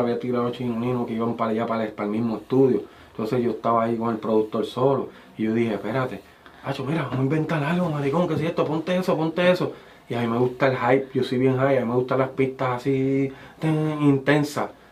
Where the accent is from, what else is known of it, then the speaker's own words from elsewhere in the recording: Guánica, Puerto Rico; also born or lived in Yauco / San Germán / San Juan; yo nací en Yauco y me crié en Guánica